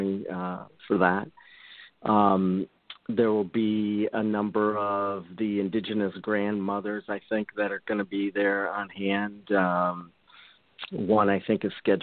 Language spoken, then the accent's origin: English; Michigan, United States; moved away; I'm originally from Michigan